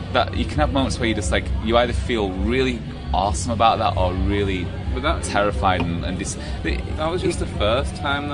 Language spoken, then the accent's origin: English; Wakefield, Yorkshire and the Humber, United Kingdom; We grew up in Wakefield in West Yorkshire